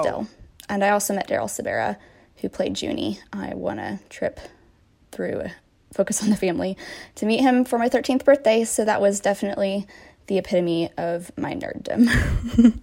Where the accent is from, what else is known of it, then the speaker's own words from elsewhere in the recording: Iowa, United States; I'm from Iowa